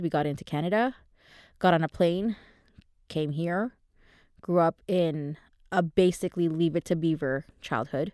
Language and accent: English; Manama, Bahrain; moved away; I was born in Manama, in Bahrain.